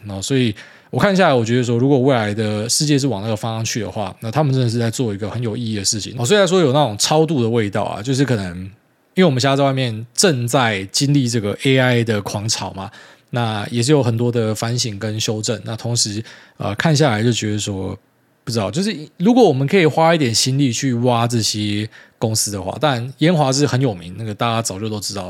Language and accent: Chinese; Taiwan; 就是我们台湾人去看这个东西会觉得很大惊小怪。